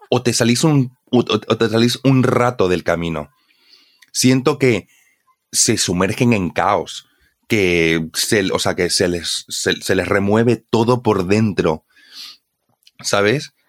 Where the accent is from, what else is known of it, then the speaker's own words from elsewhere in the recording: Bolivia; Mm, yo diría que aventar tampoco se utiliza en Bolivia, honestamente.